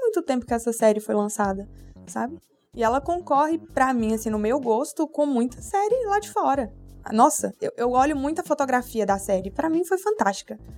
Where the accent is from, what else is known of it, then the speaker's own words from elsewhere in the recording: Brazil; por ter nascido no Brasil